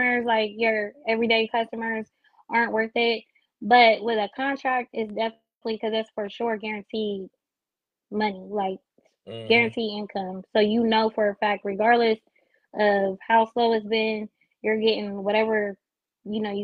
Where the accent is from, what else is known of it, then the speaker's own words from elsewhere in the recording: Columbus, Ohio, United States; I'm from Columbus